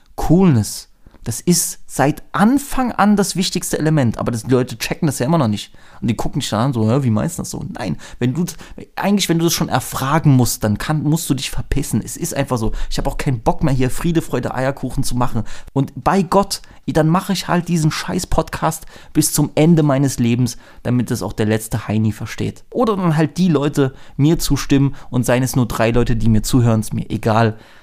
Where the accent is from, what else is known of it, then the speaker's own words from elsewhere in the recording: Germany; als Deutsche